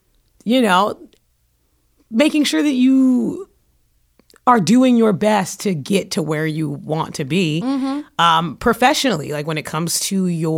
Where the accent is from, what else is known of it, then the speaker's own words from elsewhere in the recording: New York City, New York, United States; I'm from Brooklyn.